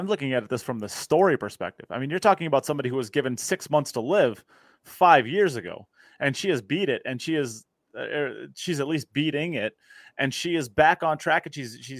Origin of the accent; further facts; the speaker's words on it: United States; I'm an American